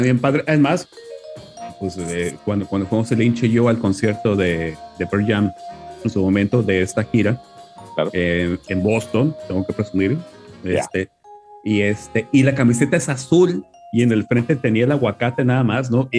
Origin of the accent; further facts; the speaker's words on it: Culiacán, Sinaloa, Mexico; yo vengo de Culiacán